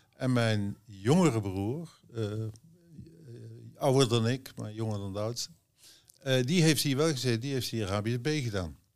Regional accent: Oss, North Brabant, Netherlands; Ik kom uit Os. Ik ben eigenlijk nooit langer dan 2,5 jaar een stuk uit Os

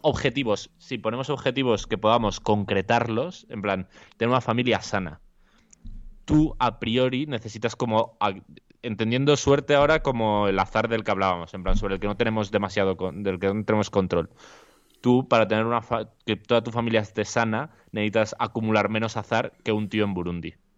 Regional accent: Alcorcón, Community of Madrid, Spain; yo soy de Alcorcón

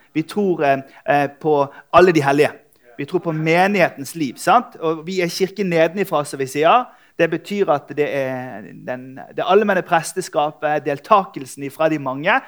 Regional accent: Bergen, Vestland, Norway; jeg er fra Bergen.

